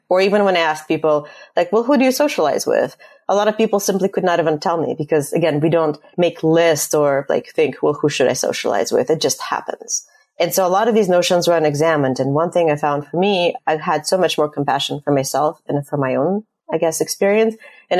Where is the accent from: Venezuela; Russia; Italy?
Russia; moved away; I'm leaving, I'm immigrating from Russia